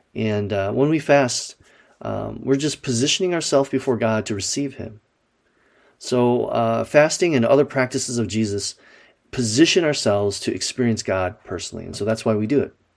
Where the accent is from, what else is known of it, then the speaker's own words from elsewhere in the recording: Wisconsin, United States; Growing up in Wisconsin